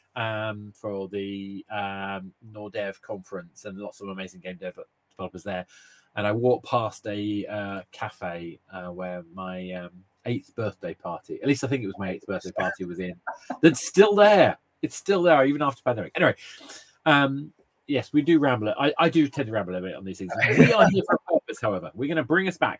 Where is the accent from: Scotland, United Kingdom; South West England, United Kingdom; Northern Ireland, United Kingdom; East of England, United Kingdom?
East of England, United Kingdom; March; now in London, United Kingdom; I, grew up in a, a, lovely place called March. It's a small town